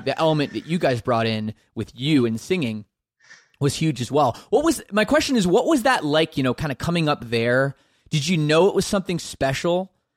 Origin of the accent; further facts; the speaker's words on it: Canada; I'm Canadian